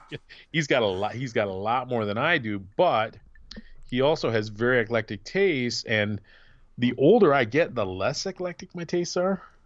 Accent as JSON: {"language": "English", "region": "Midwest", "country": "United States", "also_born_or_lived": "Grand Rapids, Michigan", "said": "being a Midwesterner"}